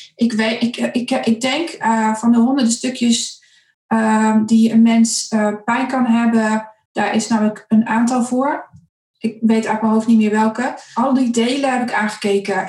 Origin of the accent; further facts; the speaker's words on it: Zutphen, Gelderland, Netherlands; also born or lived in Winterswijk; ik kom uit Winterswijk. Ik, daar ben ik geboren, ik ben er niet opgegroeid. Uh, ik ben opgegroeid in Zutphen